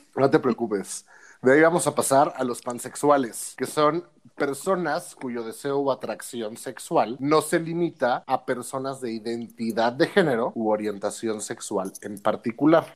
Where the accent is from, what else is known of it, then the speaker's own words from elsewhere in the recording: Mexico; nosotros como mexicanos o como hispanoparlantes